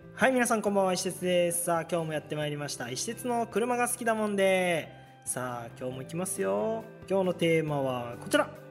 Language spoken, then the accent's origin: Japanese; Shizuoka, Japan; now in Yokohama, Japan; あ僕も静岡なんですよ清水なんですよ